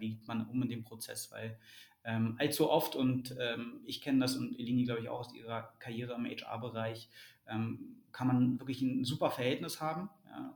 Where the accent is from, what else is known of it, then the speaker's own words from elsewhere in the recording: Berlin, Germany; moved away as an adult; also born or lived in London; geboren in Berlin, aufgewachsen in Berlin, ähm, dann äh, 2007 nach, nach, nach London äh, gezogen